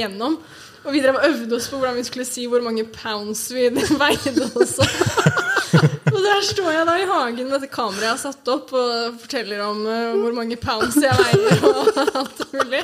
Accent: Oslo, Norway; jeg er oppvokst på Sognsvann

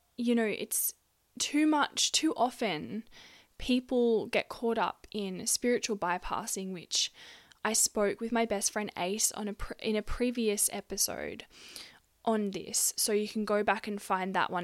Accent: Gunnedah, New South Wales, Australia; my hometown of Gunnedah, a country town in New South Wales, Australia. That's where I grew up.

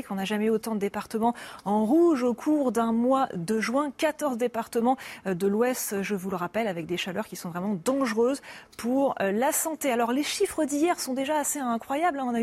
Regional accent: Argentina; Il fait trop chaud pour moi. Moi, je viens d'Argentine. C'est l'hiver là-bas.

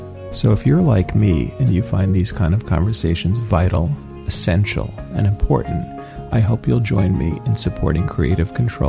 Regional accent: Philadelphia, Pennsylvania, United States; I'm from Philadelphia, Pennsylvania, not a Canadian.

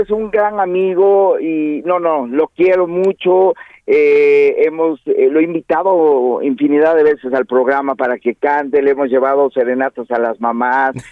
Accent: Oaxaca, Mexico; aquí en Oaxaca, donde yo soy originario

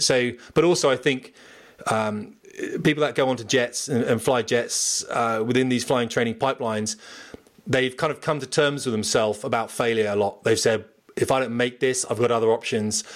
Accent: Portsmouth, South East England, United Kingdom; moved away; I'm from Portsmouth

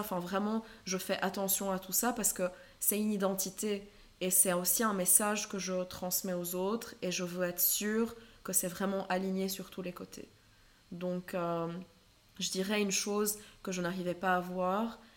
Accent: Lebanon; moved away; j'ai grandi au Liban

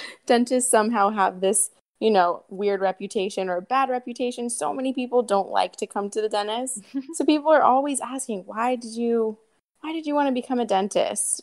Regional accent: Columbus, Ohio, United States; moved away as an adult; also born or lived in North Carolina; now in Santa Monica, United States; I grew up in Columbus, Ohio.

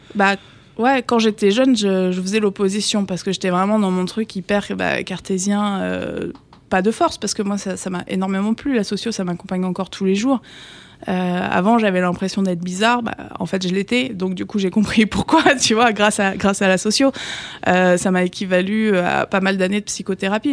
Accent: Le Havre, Normandy, France; moved away as an adult; also born or lived in Paris region; now in Paris, France; je suis normande

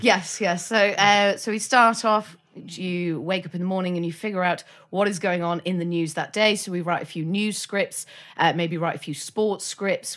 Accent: North Wales, United Kingdom; I'm from North Wales

